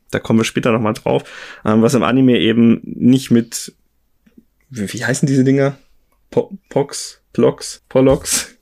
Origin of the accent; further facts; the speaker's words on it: Germany; in Deutschland bei uns